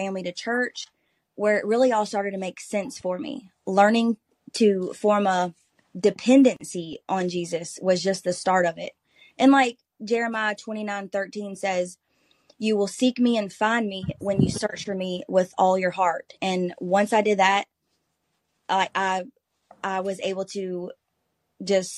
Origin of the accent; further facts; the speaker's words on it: Bluff Creek, Louisiana, United States; I am from Bluff Creek, Louisiana. It's a small rural community where everybody knows everybody, and I absolutely love it here